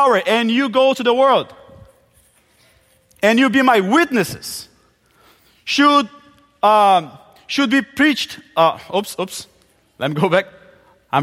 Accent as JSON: {"language": "English", "country": "Brazil", "tie": "born or raised there", "also_born_or_lived": "Palawan, Philippines", "first_language": "Portuguese", "second_language": "English", "moved": "as an adult", "said": "I grew up in Brazil. We Brazilians, we just speak Portuguese"}